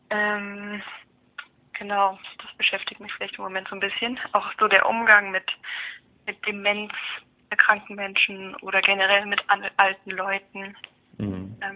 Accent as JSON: {"language": "German", "town": "Marburg", "region": "Hesse", "country": "Germany", "said": "Ich komme aus Marburg."}